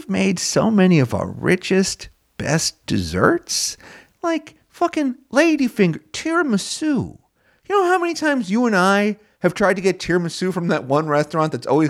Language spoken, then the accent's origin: English; United States; But I'm an American, so I really don't care.